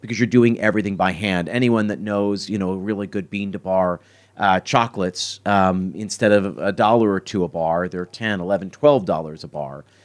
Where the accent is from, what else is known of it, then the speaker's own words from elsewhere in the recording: Philadelphia, Pennsylvania, United States; I grew up in Philadelphia, and in Philadelphia, we're famous for cheesesteaks